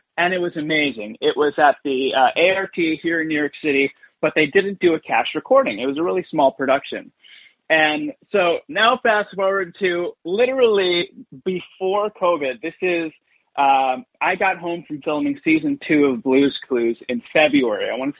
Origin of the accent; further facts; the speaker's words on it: Dubai, United Arab Emirates; born there; whenever anybody finds out that I was born in Dubai or I tell them that I was born in Dubai, I have to preface or and say like, listen, when I was born there, it was a very different Dubai.